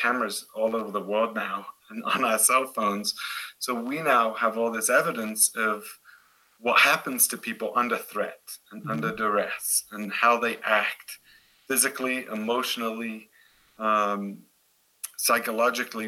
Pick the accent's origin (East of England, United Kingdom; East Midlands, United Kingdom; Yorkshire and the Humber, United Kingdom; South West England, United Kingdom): East Midlands, United Kingdom; Derby; now in Boulder, United States; I'm actually from Derbyshire, but Nottingham is the easiest place to tell Americans where I'm from